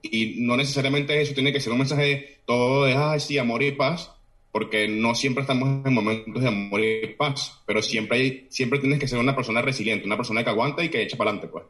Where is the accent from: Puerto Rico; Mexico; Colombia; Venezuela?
Venezuela; Caracas, Capital District; moved away as an adult; now in Oviedo, Spain; nací en, en Caracas, toda mi vida prácticamente viví entre Cafetal y Los Naranjos